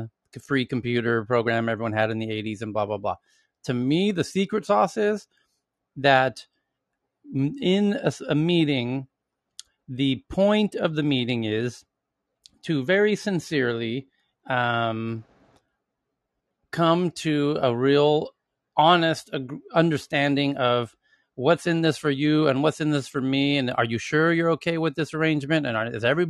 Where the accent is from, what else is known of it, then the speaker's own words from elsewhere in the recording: United States; moved away as an adult; now in Sweden; as an American working in Sweden, as I have now for nearly a decade